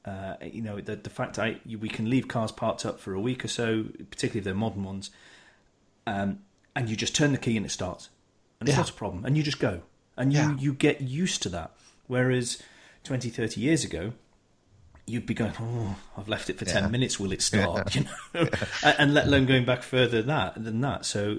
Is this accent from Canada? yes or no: no; United Kingdom; because we're British